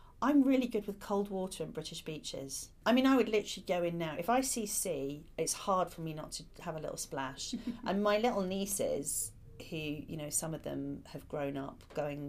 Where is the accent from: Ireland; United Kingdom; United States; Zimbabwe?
Ireland; moved away; I grew up partly in Ireland